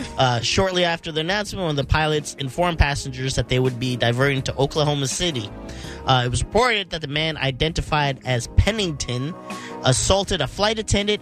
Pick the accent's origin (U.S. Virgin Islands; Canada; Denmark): Canada; I know bacon and maple syrup. I'm from Canada.